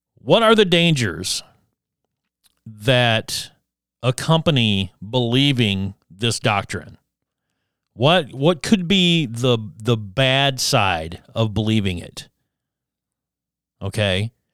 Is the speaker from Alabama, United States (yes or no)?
yes; Addison, Alabama, United States; moved away; back in, in my hometown of Addison, Alabama